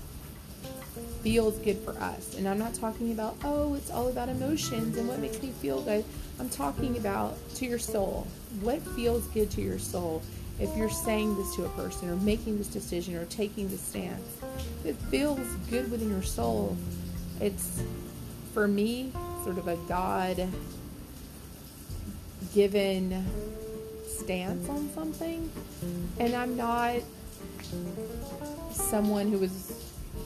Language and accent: English; Deep South, United States; moved away; I was from the Deep South. You know, things were sort of prim and proper down there